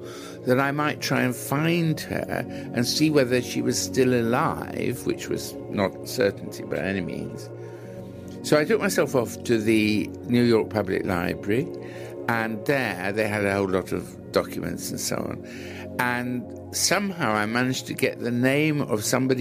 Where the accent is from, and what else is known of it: England, United Kingdom